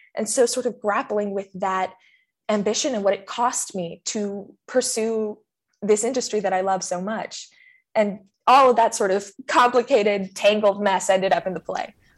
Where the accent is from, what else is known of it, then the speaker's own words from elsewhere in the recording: California, United States; I'm from California